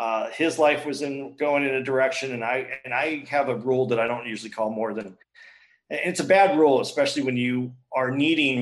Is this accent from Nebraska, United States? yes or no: no; Tucson, Arizona, United States; I grew up in Tucson